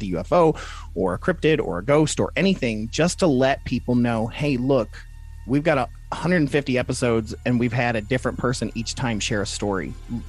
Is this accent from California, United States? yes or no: no; Toledo, Ohio, United States; also born or lived in Michigan; Like, I'm from Toledo, Ohio, and Michigan, so we get a lot of that Canadian accent anyways